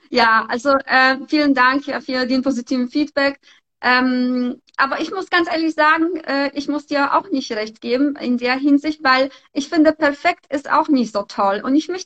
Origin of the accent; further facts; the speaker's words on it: Poland; moved away; ganz ehrlich, ich komme auch aus Polen ich war auch in ihrem Alter, habe ich einfach Koffer gepackt und bin hierher gekommen.